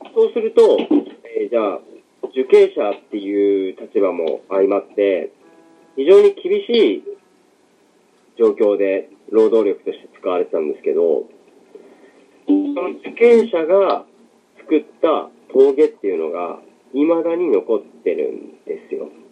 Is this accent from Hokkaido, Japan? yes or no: yes; Abashiri, Hokkaido, Japan; もともと自分の実家が網走っていうとこなんですけど